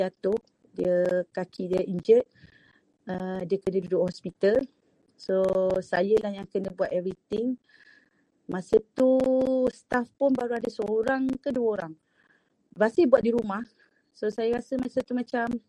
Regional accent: East Coast, Malaysia; moved away as an adult; also born or lived in Terengganu; now in Kuala Lumpur, Malaysia; saya daripada Pantai Timur

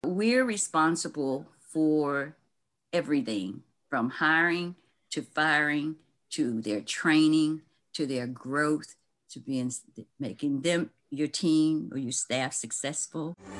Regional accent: Lynchburg, Virginia, United States; moved away; my hometown, Lynchburg, Virginia

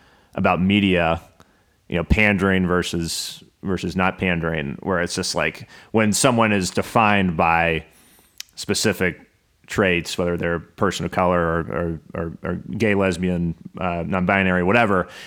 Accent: Atlanta, Georgia, United States; I'm from Atlanta

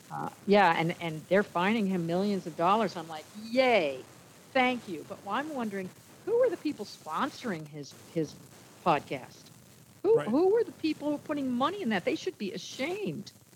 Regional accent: New Jersey, United States; I grew up in New Jersey

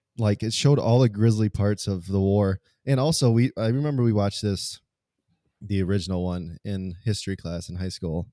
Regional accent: United States; being American

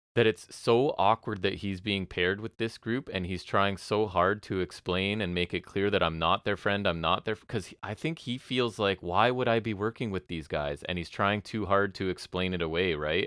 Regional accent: Canada

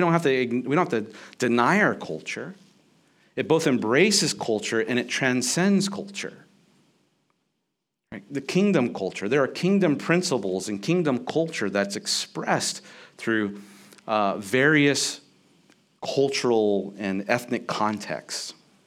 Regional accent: United States; for us as American Christians

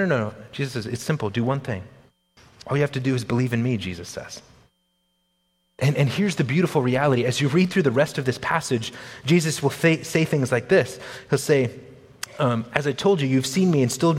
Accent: United States; as modern American people

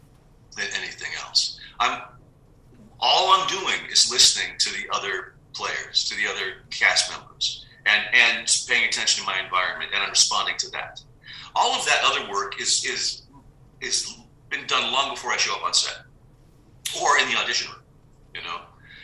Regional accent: San Diego, California, United States; Yeah, I grew up in San Diego.

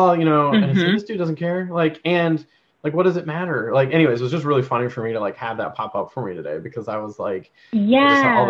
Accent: North Carolina, United States; also born or lived in Georgia, United States; now in Canada; I grew up in North Carolina and well, Georgia and North Carolina, and I was in high school for North Carolina

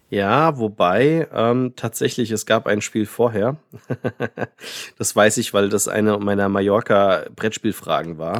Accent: Frankfurt, Hesse, Germany; ich hier als Frankfurter

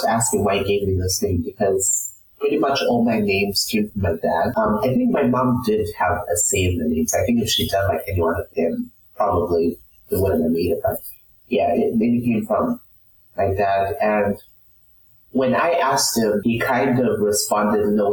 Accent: Harare, Zimbabwe; moved away as an adult; now in Houston, United States; So I'm from the capital city, Harare.

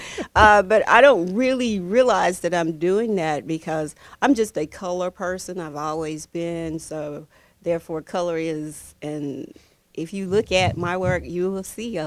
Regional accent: South Carolina, United States; now in Georgia, United States; I'm originally from South Carolina

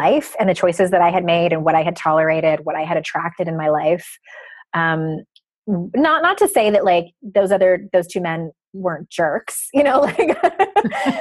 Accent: Southern California, United States; I grew up in Southern California

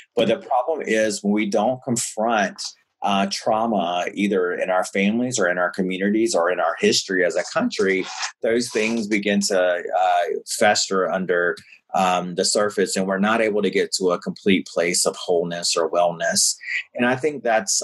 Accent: the South, United States; born or raised there; now in New York City, United States

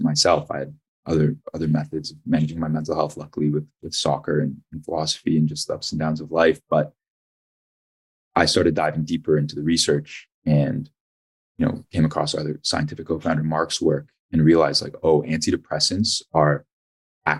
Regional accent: Ajax, Ontario, Canada; also born or lived in Toronto; I'm from Toronto originally, actually grew up in Ajax.

